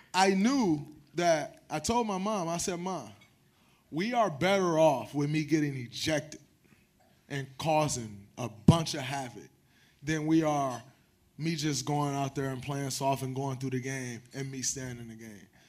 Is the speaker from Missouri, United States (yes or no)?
no; Saginaw, Michigan, United States; I'm from Saginaw